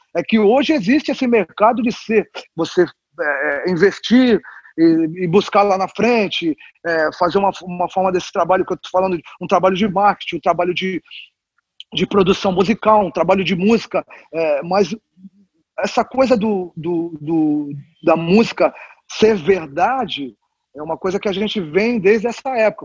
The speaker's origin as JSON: {"language": "Portuguese", "region": "São Paulo", "country": "Brazil", "tie": "born or raised there", "said": "Eu sou paulista, nasci em São Paulo, mas a minha família toda é mineira"}